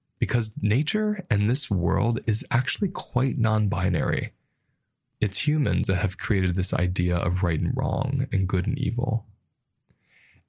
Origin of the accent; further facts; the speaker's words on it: United States; And the culture I grew up with in America